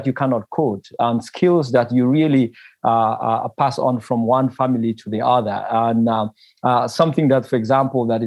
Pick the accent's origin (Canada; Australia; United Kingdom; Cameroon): Cameroon; Bafut, Northwest Region; I come from Cameroon, from a place called Bafut in the Cameroon grass fields.